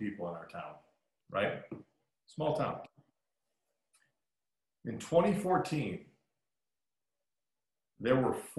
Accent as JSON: {"language": "English", "town": "Trenton", "region": "Michigan", "country": "United States", "tie": "born or raised there", "moved": "yes"}